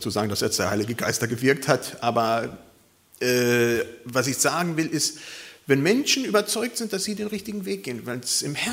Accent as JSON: {"language": "German", "country": "Germany", "said": "und das erfahren wir als Deutsche vielleicht ganz wenig"}